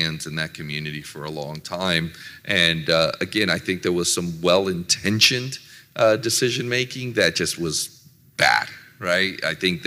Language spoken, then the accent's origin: English; San Jose, California, United States; moved away as an adult; now in Arizona, United States; I grew up in San Jose.